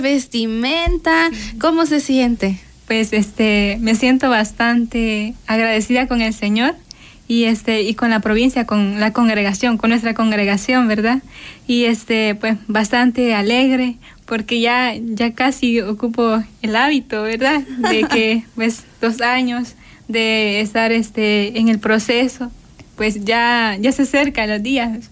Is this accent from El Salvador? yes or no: yes; San Pedro Nonualco, La Paz, El Salvador; soy de, del Departamento de La Paz, San Pedro de Anualco